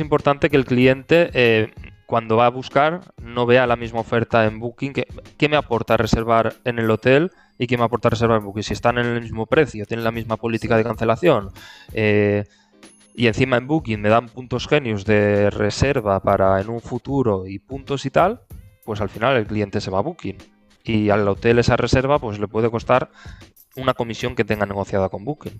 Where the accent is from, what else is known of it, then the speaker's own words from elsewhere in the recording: Benidorm, Valencian Community, Spain; yo soy de, de Benidorm